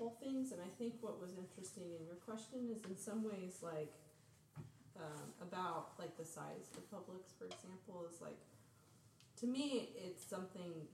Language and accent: English; Springfield, Missouri, United States; moved away; also born or lived in St. Louis / Berlin